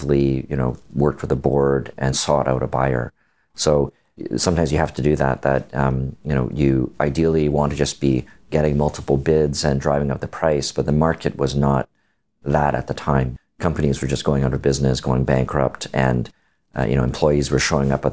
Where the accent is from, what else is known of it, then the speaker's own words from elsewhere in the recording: Canada; I'm Canadian